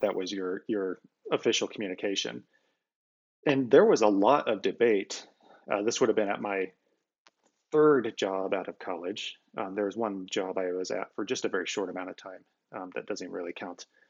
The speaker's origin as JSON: {"language": "English", "region": "Iowa", "country": "United States", "tie": "born or raised there", "said": "I grew up, born and raised in Iowa"}